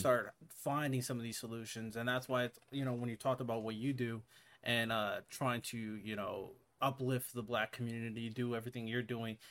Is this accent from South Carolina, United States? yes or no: no; Hawaii, United States; moved away; I grew up in Hawaii.